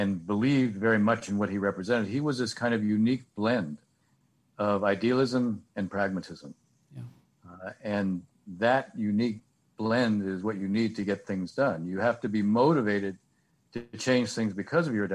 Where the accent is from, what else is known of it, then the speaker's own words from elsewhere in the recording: San Francisco, California, United States; moved away as an adult; now in Washington, United States; I grew up in the San Francisco area